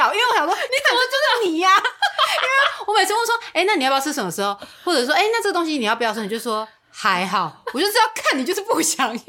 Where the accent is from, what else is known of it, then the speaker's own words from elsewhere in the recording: central Taiwan, Taiwan; 因为我们中部人比如说一起吃完饭之后，后面人就说啊，跟他来出来泡茶，跟跟啊这些，这种都是真心的邀约